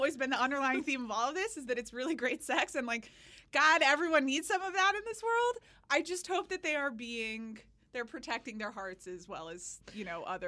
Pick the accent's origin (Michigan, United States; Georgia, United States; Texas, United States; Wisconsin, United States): Georgia, United States; Atlanta; moved away as an adult; So I grew up in Atlanta, as you know.